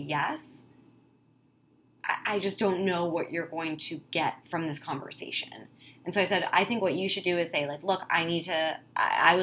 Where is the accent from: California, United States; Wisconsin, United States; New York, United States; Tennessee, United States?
Wisconsin, United States; I'm from Wisconsin, it's how you know is when I say the word Wisconsin.